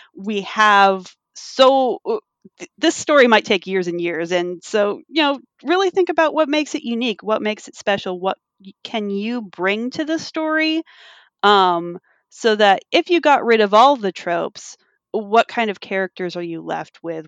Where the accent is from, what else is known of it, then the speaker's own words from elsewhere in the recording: California, United States; as a Californian